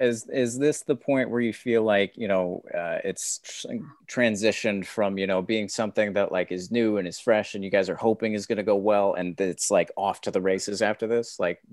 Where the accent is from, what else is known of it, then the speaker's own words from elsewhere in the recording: California, United States; I'm from California